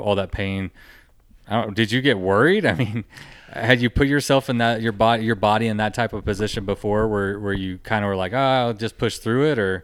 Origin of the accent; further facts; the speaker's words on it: Texas, United States; I'm from Texas